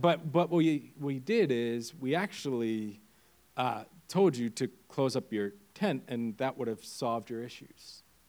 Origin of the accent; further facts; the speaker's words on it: Pennsylvania, United States; moved away as an adult; now in Windham, Maine, United States; I come from the second greatest state uh, PA, or Pennsylvania